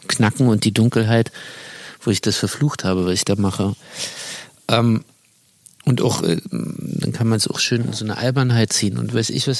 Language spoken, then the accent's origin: German; Berlin, Germany; als Berliner